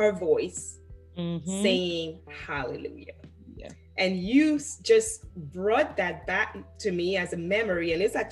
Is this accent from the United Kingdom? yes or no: no; Haiti; moved away; I grew up in Haiti